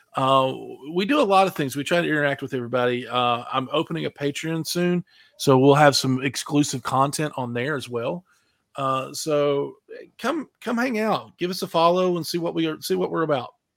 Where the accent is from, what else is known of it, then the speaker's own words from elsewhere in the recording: West Virginia, United States; I'm from West Virginia, so these little pop-up stores were everywhere